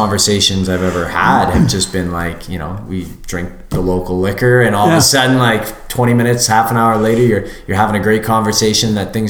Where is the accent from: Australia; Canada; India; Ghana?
Canada; said we're from Canada.